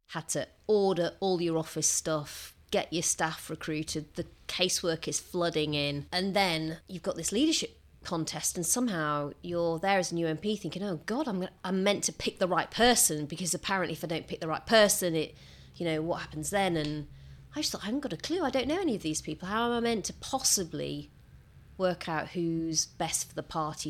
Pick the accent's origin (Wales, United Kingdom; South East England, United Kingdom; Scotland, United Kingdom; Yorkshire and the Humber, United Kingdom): Yorkshire and the Humber, United Kingdom; Rotherham; communities like the one I grew up in in Rotherham